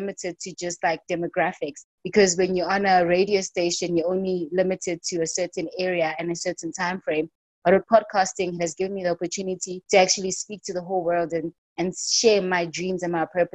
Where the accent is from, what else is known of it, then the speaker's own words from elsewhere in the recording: Soweto, Gauteng, South Africa; I'm born and bred in Soweto, in Gauteng.